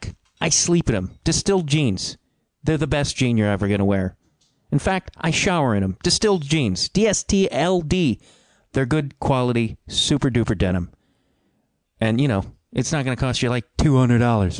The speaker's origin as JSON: {"language": "English", "town": "Chicago", "region": "Illinois", "country": "United States", "said": "I'm an Irish kid from Chicago"}